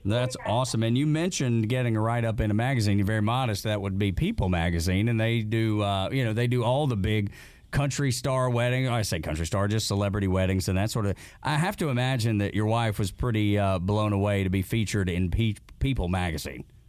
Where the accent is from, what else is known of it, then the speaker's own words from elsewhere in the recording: Dalton, Georgia, United States; I'm from Dalton, Georgia, which ain't terribly far from Rising Fawn.